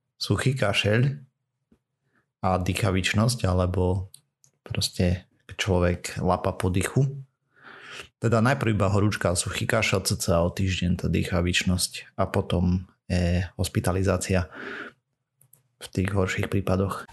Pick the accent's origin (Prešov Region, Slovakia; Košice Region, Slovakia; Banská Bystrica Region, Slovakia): Košice Region, Slovakia; Košice; Ja som Slovák takýto, tu v Košiciach zaprdený.